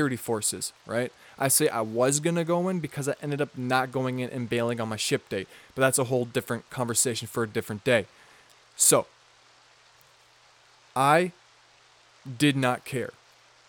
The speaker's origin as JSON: {"language": "English", "region": "Midwest", "country": "United States", "said": "I'm from the Midwest"}